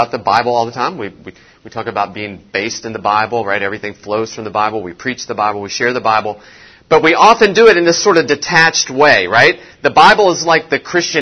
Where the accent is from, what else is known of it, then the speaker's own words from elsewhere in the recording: West Virginia, United States; me growing up in West Virginia.